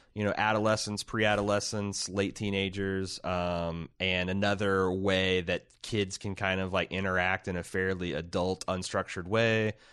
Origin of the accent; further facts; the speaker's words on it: Indiana, United States; growing up in Indiana